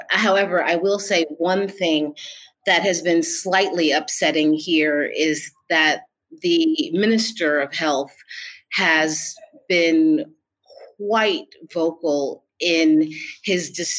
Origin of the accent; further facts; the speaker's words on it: Washington, District of Columbia, United States; also born or lived in New York / New Orleans, Louisiana; So I am originally from the East Coast, Washington, D.C. and New York, but it would be hard for me to say that that's really home.